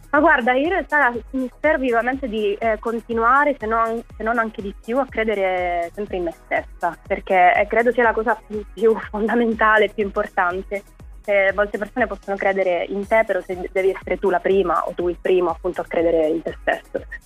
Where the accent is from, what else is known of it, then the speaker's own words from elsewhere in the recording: Palermo, Sicily, Italy; also born or lived in Turin; sono di Palermo